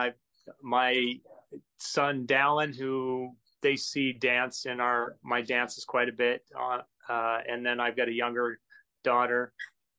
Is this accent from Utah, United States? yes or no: yes; Utah, United States; moved away as an adult; also born or lived in Los Angeles, California / Washington State; now in Washington, United States; I grew up in, I was born and raised in Utah